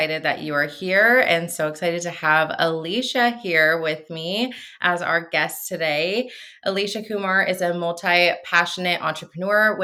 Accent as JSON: {"language": "English", "town": "Seattle", "region": "Washington", "country": "United States", "moved": "as an adult", "lives_now": "Arizona, United States", "said": "I am from Washington State. We recently moved to Arizona, but so I'm from Seattle too."}